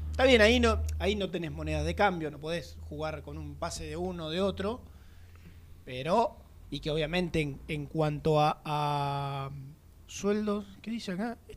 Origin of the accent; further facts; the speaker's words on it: Avellaneda, Buenos Aires Province, Argentina; Soy de Avellaneda.